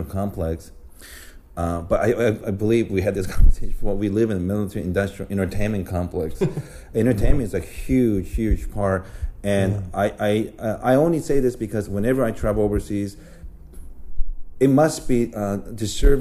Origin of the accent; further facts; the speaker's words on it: United States; I'm American